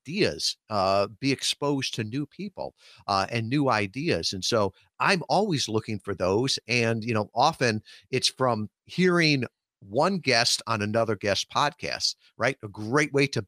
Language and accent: English; Chicago suburbs, Illinois, United States; I grew up out in the Chicago suburbs